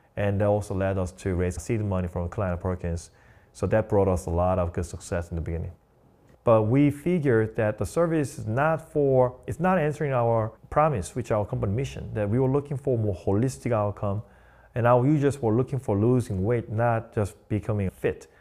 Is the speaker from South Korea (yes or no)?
yes; South Korea; English is a second language; moved away as an adult; also born or lived in Long Island, New York; now in New York City, United States